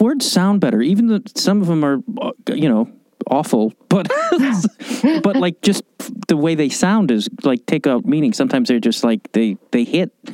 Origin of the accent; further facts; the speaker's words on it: Chicago, Illinois, United States; moved away; I grew up in Chicago